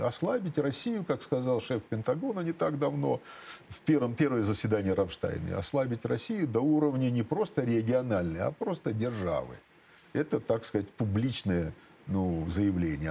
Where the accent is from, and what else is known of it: Kharkiv, Kharkiv Oblast, Ukraine; born or raised there; accent: southern Russian dialect; moved away as an adult; also born or lived in Shepetivka, Ukraine; now in Russia